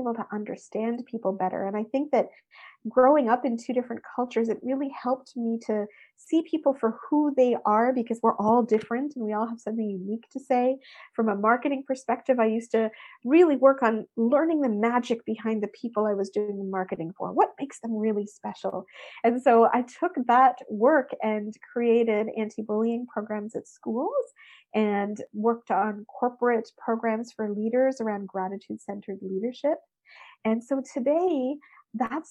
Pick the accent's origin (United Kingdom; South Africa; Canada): Canada; I often describe myself as obviously the Canadian girl, but the Indian girl, because my parents were immigrants that came to Canada in the 60s. And so I grew up in what I would say like dual cultures